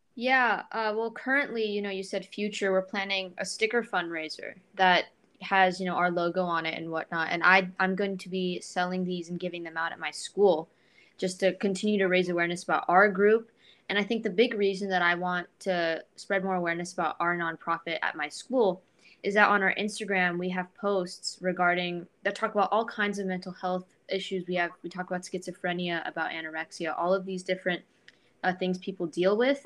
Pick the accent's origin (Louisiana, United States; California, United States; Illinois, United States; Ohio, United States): California, United States; Thousand Oaks; I'm from Thousand Oaks, California, near Los Angeles